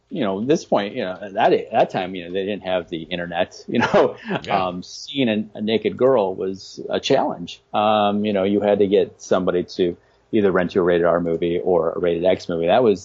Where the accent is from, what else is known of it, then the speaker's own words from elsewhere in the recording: Midwest, United States; I grew up in the Midwest.